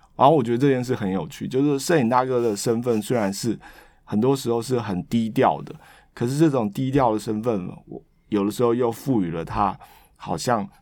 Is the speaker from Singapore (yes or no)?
no; Taiwan; moved away as an adult; also born or lived in Boston, United States; 我是一个来自热带岛屿的人